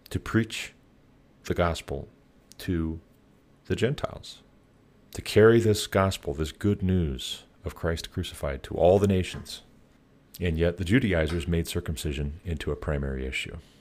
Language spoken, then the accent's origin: English; United States; as American taxpayers